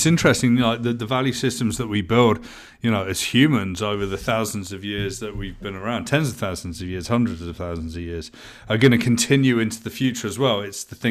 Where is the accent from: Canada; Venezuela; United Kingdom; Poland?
United Kingdom; I mean, I grew up in Thatcher's Britain in the 1980s, right?